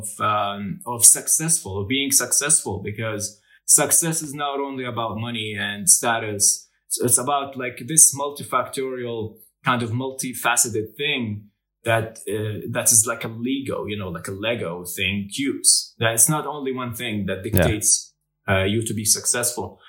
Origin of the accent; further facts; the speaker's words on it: Jordan; I come from Jordan, and in Jordan, the average that you get, the GPA that you get, dictates what kind of major you will enroll